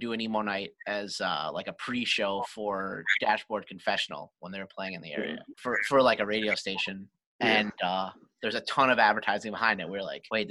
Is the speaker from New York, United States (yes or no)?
no; Scranton, Pennsylvania, United States; We're from Scranton